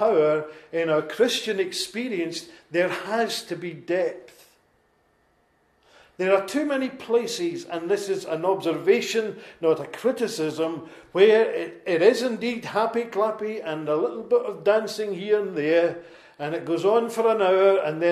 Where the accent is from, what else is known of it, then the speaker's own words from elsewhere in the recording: Lanarkshire, Scotland, United Kingdom; accent: Lanarkshire; my Lanarkshire accent